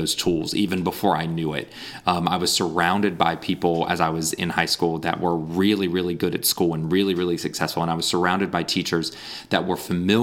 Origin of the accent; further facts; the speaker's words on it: Raleigh, North Carolina, United States; moved away as an adult; also born or lived in Brazil; I was born in Raleigh, raised in the Raleigh area, went to, you know, elementary, middle school, and high school in the Raleigh area